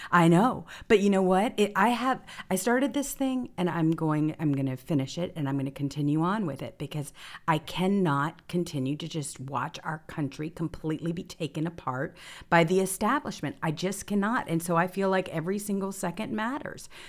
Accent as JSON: {"language": "English", "region": "Mississippi", "country": "United States", "tie": "born or raised there", "said": "Growing up in Mississippi"}